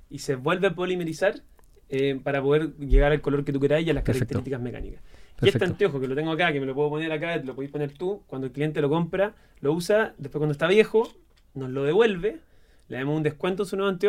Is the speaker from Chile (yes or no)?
yes; Chile; los chilenos somos así.